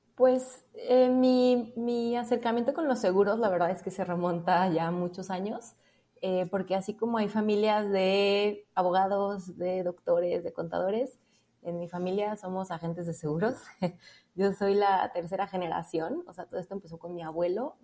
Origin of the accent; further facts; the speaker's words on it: Puerto Vallarta, Jalisco, Mexico; moved away; regresarme a mi ciudad de origen, que soy de, Puerto Vallarta